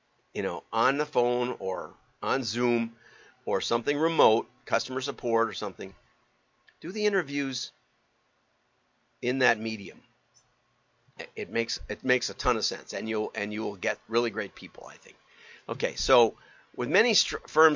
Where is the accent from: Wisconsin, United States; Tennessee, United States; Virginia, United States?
Wisconsin, United States; I'm from Wisconsin and have some background